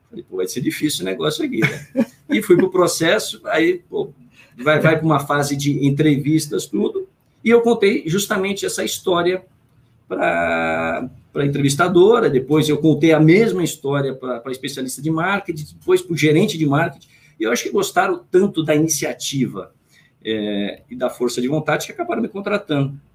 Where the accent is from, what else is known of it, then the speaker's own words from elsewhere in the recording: Jundiaí, São Paulo, Brazil; born there; eu nasci em Jundiaí, tenho dois irmãos nascidos em Rolândia, tenho um irmão nascido em Mojimirim